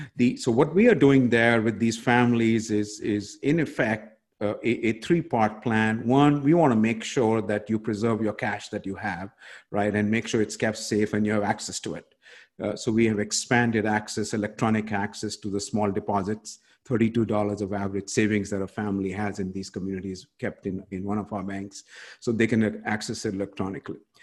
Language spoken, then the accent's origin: English; India; moved away; in my home country of india where i grew up